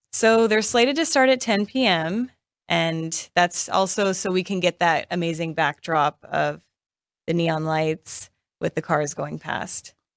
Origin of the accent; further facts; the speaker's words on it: Las Vegas, Nevada, United States; I am born and raised in Vegas